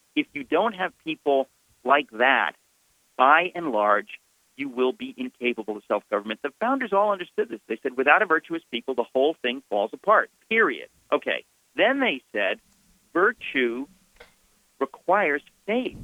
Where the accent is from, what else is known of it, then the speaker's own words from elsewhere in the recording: United States; I grew up in America